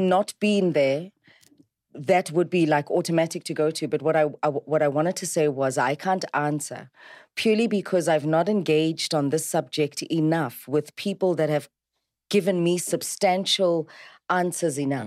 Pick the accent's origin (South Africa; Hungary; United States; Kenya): South Africa; I'm South African and I like isiZulu